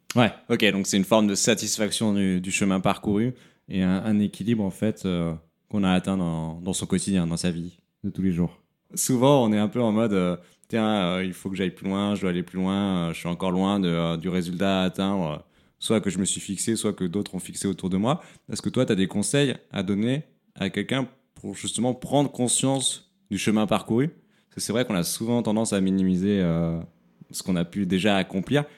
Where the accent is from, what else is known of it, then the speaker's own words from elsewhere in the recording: near Montpellier, Occitania, France; moved away as an adult; now in Paris, France; je suis né à Paris, mais j'ai grandi dans le sud de la France, vers Montpellier